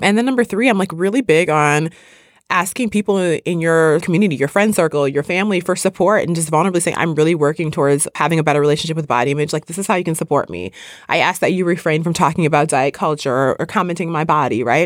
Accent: Midwest, United States; I grew up in the Midwest

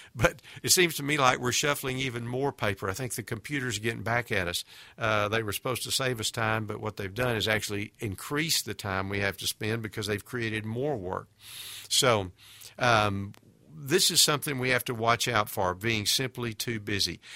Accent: United States; We as American Christians

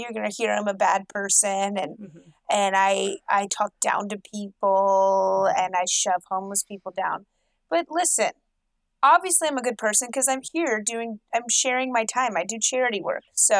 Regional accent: Louisville, Kentucky, United States; I'm in Louisville, Kentucky. It's my hometown.

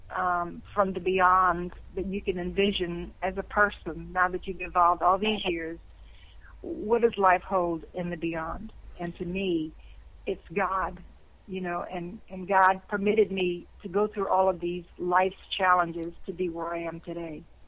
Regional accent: Louisiana, United States; accent: Cajun; I was born in Louisiana. So if you're born in Louisiana, particularly South Louisiana, you will have somewhat of a Cajun accent

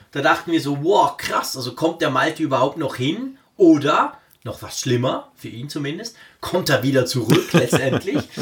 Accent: Bern, Switzerland; accent: Berndeutsch; first language Swiss German; in Bern, also meine Heimatstadt

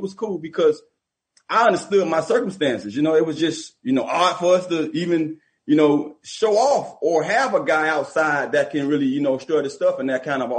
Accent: Miami, Florida, United States; I mean, it was only natural to root for the home team because I was from Miami. So you always going to root for Miami. My grandmother used to take me to the Miami games when I was young.

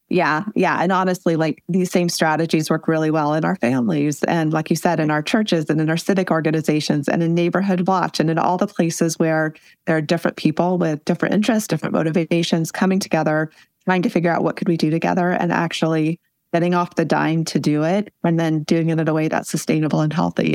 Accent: Western Nebraska, United States; I grew up in Western Nebraska in a double wide trailer on a trailer park

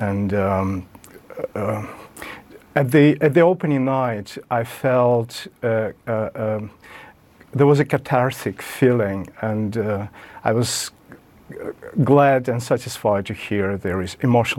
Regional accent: Kyiv, Ukraine; moved away; also born or lived in Russia; But I am from Kyiv, and I feel more and more Ukrainian now.

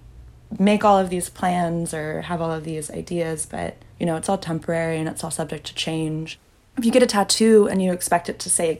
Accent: the Bay Area, California, United States; I'm like from the Bay. I grew up like hiking, backpacking all around California.

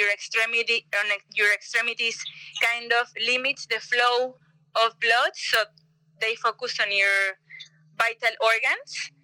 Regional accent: Yucatán Peninsula, Mexico; I grew up in the Yucatan Peninsula

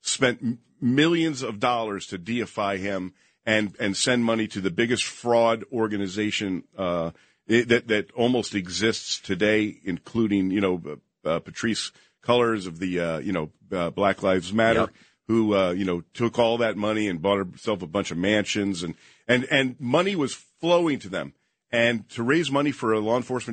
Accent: Princeton, New Jersey, United States; moved away as an adult; also born or lived in Las Vegas, Nevada; Princeton was my hometown, so I knew everybody there

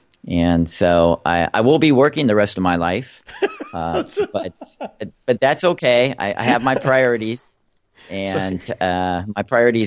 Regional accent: Los Angeles, California, United States; I grew up in Los Angeles

